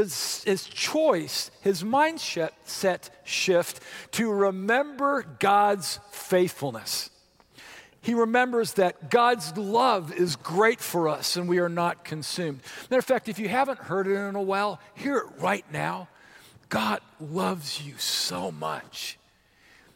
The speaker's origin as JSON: {"language": "English", "area": "Orange County", "region": "California", "country": "United States", "tie": "born or raised there", "also_born_or_lived": "Santa Monica, California", "moved": "as an adult", "lives_now": "Wichita, United States", "said": "the house I grew up in Orange County, California"}